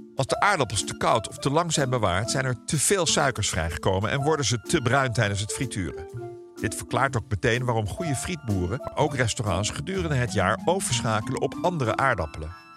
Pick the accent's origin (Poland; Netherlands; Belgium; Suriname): Netherlands; Ouderkerk; mijn geboortedorp Oudekerk